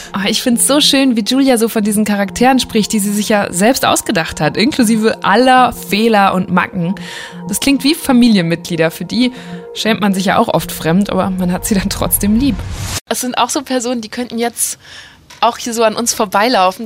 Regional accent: Borken, North Rhine-Westphalia, Germany; Borken ist meine Heimatstadt

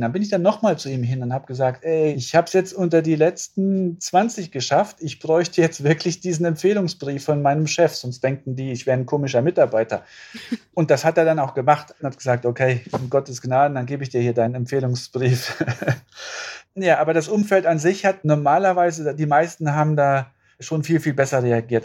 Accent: Saarland, Germany; ich bin ja im Saarland groß geworden

